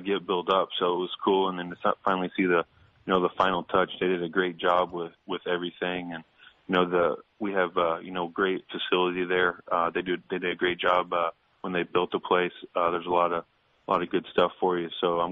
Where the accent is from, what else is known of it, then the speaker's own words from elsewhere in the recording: Indianapolis, Indiana, United States; now in St. Louis, United States; Growing up in Indianapolis, we had a minor league team